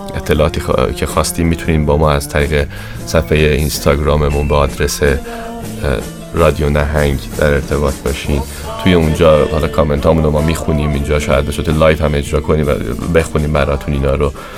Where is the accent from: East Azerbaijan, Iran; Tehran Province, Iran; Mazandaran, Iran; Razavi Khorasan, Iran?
East Azerbaijan, Iran; Tabriz; تو جامعه خودمون تو همون ایران تو شهر خودمون تو تبریز